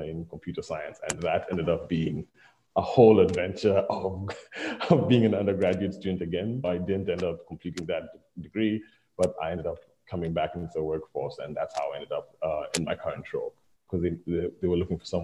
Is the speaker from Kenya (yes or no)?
yes; Kenya; moved away as an adult; now in Prince Edward Island, Canada; I was coming from Africa, like, or Kenya specifically, like a lot of international students